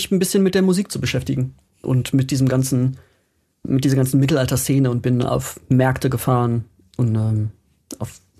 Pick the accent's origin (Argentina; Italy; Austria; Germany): Germany; North Rhine-Westphalia; Schloss Homburg in Nümbrecht 1996. Wer kennt es nicht? Ja, das ist äh, aber da, ich wo ich, wo ich aufgewachsen bin, tatsächlich bei mir um die Ecke.